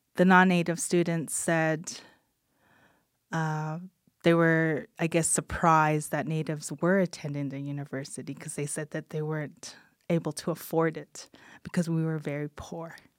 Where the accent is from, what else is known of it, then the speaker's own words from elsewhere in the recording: Kainai Nation, Alberta, Canada; little blood woman from the Kainai Nation. So I am Blackfoot.